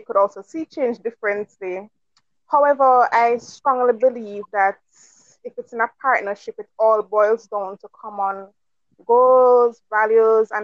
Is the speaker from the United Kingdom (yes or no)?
no; Jamaica; I'm from Jamaica, local girl.